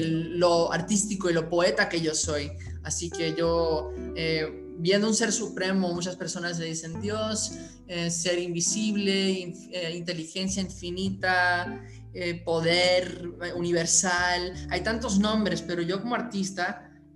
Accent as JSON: {"language": "Spanish", "town": "Aspen", "region": "Colorado", "country": "United States", "tie": "born or raised there", "said": "Yo originalmente nací en Aspen, Colorado"}